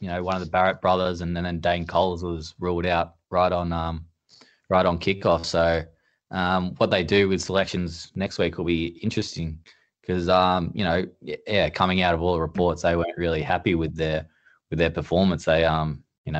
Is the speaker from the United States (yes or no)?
no; Australia; as an Aussie, you know, an Aussie fan